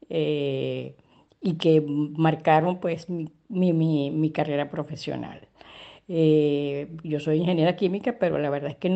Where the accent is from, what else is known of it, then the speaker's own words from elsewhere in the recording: Caracas, Capital District, Venezuela; Nací en Caracas, Venezuela, en la parroquia San Juan. Eh, bueno, en, mi infancia tuve una infancia realmente muy feliz